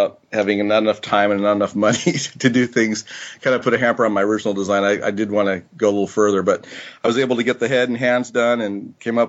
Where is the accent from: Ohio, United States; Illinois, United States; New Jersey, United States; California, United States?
California, United States; San Francisco Bay Area; growing up in the Bay Area, San Francisco, Oakland Bay Area